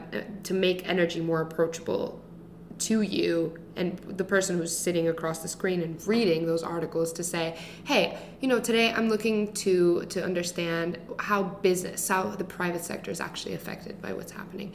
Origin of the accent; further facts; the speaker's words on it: Greece; moved away; I grew up in Greece, which is a very small country in the southern part of Europe